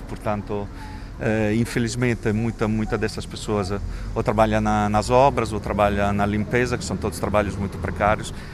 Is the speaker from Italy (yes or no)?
yes; Italy; Portuguese is a second language; moved away as an adult; now in Lisbon, Portugal; tenho esse acento, sotaque esquisito, porque sou italiano, eh, mas vivo em Portugal já desde 2001.